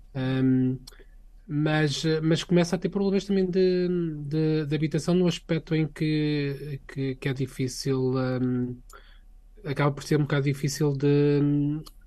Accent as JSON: {"language": "Portuguese", "country": "Portugal", "also_born_or_lived": "Sweden", "moved": "as an adult", "lives_now": "Stockholm, Sweden", "said": "quando eu saí de Portugal"}